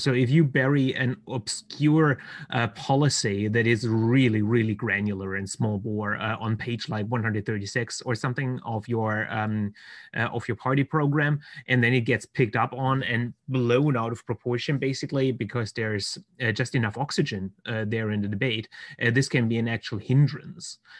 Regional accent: Baden-Württemberg, Germany; here in Germany, in my home state of Baden Württemberg

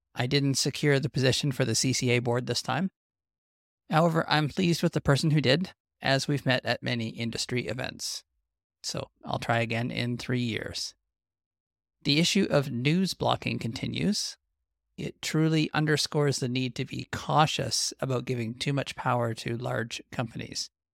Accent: Western Canadian Prairies, Canada

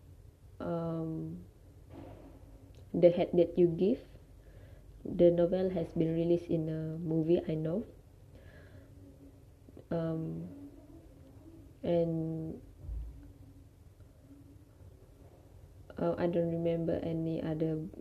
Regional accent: Malaysia; English is a second language; In our country, we know that English is a second language, and which is the first language is Malay.

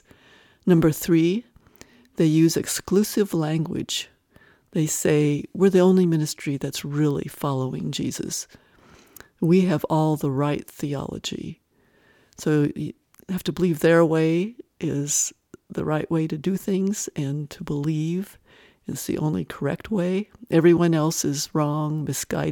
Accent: Wyoming, United States; moved away; also born or lived in Arizona; I grew up in a small Wyoming town

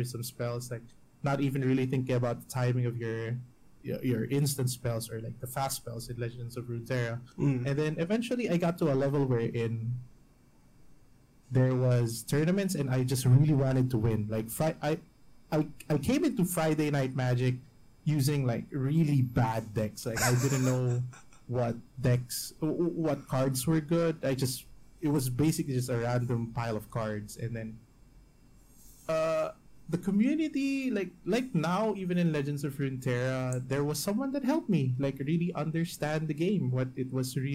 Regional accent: Baguio, Cordillera Administrative Region, Philippines; moved away as an adult; also born or lived in Metro Manila, Philippines; My hometown is in the mountains

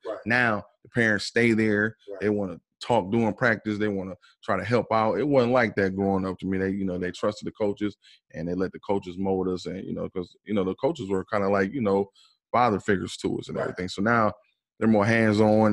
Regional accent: Fort Wayne, Indiana, United States; now in Indianapolis, United States; I'm originally I'm from Fort Wayne, Indiana. You know, I'm uh, I live here in uh, Indianapolis right now

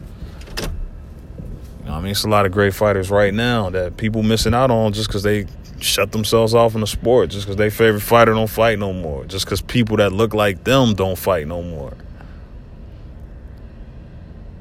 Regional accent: Cincinnati, Ohio, United States; my hometown, Cincinnati.

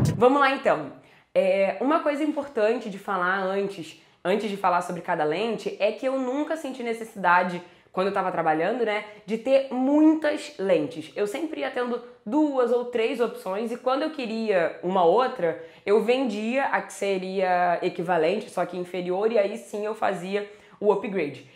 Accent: Rio de Janeiro, Brazil; eu sou do Rio

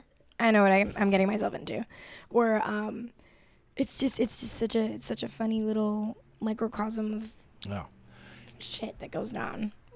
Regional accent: Puerto Rico; I'm from Puerto Rico. That's what I love. Marisco.

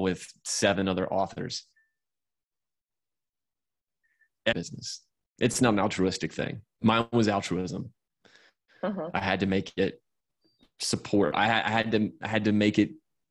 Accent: Atlanta, Georgia, United States; I'm from Atlanta

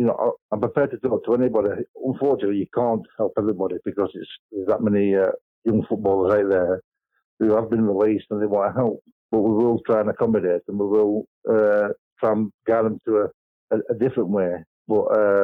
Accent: Burnley, North West England, United Kingdom; also born or lived in A Coruña, Spain; I was born in England, Burnley, actually, even with my Spanish name. My parents were from Spain, from La Coruña.

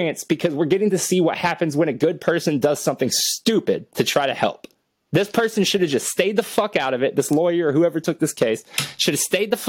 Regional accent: Cuero, Texas, United States; I'm from Cuero, Texas

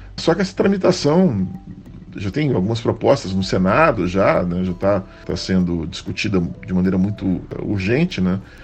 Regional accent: Brazil; ainda mais sendo brasileiros

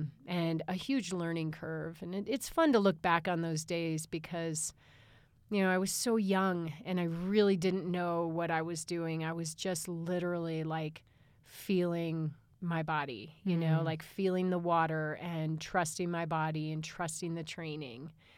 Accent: Chicago, Illinois, United States; I grew up in Chicagoland. That's what we call it when we grow up in the suburbs of Chicago.

